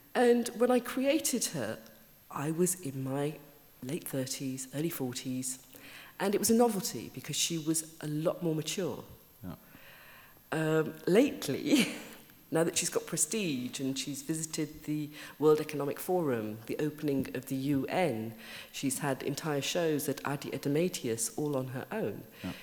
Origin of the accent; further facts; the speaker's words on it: Birmingham, West Midlands, United Kingdom; accent: Brummie; moved away; I grew up in Birmingham